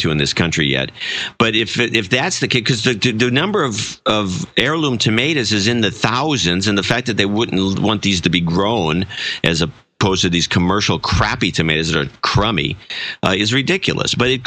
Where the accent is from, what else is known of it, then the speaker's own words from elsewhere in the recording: California, United States; I'm from California